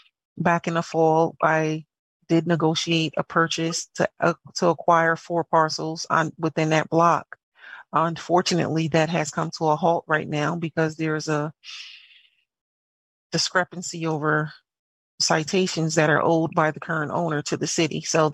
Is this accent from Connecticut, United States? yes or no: yes; New Haven, Connecticut, United States; I'm from New Haven. I am New Haven born and bred.